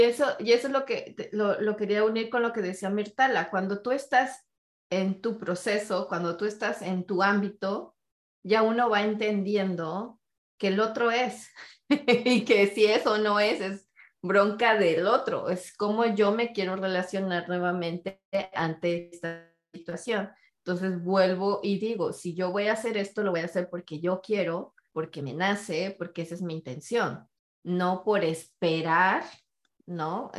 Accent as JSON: {"language": "Spanish", "country": "Mexico", "said": "siendo familia mexicana, donde tengo ocho tíos de un lado y ocho tíos del otro"}